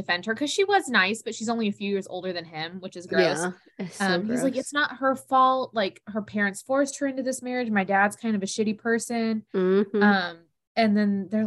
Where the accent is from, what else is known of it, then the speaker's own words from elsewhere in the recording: the South, United States; we're from the South